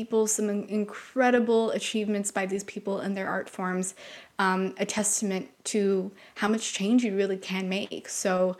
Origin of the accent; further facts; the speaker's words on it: Canada; we're from Canada